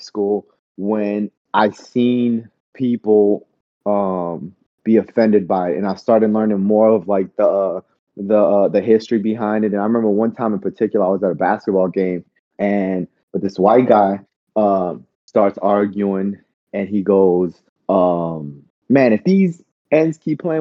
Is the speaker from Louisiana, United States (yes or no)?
yes; New Orleans, Louisiana, United States; moved away; I grew up in New Orleans, which is highly populated by Black folks